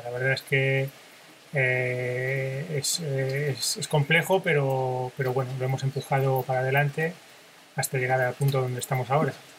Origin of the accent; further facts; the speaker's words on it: Spain; yo, que soy español